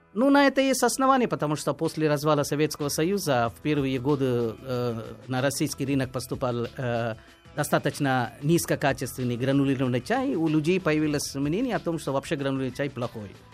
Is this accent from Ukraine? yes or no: no; India; moved away; я из Индии